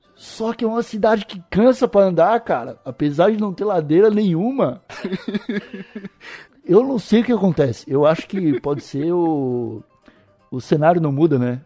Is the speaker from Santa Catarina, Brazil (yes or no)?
yes; Palhoça, Santa Catarina, Brazil; also born or lived in Santo Amaro da Imperatriz / São Paulo; nasci em Santo Amaro, mas sou palhocense desde o primeiro ano de vida. Morei no, cresci no Alto Aririú